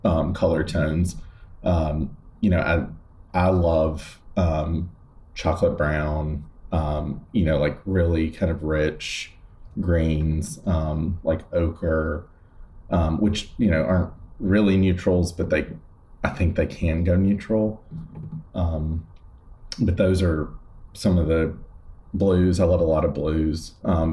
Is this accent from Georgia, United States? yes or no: yes; West Point, Georgia, United States; moved away as an adult; now in New York, United States; we have a building in my hometown